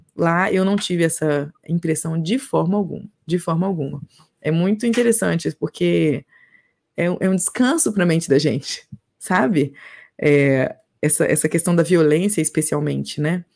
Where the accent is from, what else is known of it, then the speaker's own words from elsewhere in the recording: Minas Gerais, Brazil; Eu sou do Brasil, de Minas Gerais que fica no Brasil.